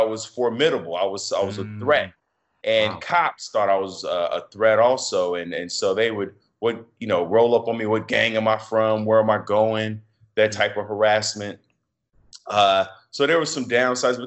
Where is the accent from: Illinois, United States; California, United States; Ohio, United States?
Illinois, United States; Chicago; I'm from Chicago, the North Side, which is a very diverse area of Chicago. I grew up in a Section 8 building